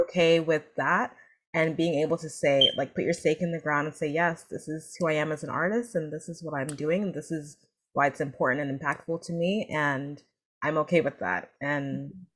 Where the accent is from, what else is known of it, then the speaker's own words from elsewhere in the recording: New Jersey, United States; I was born in New Jersey, but my family is Nigerian.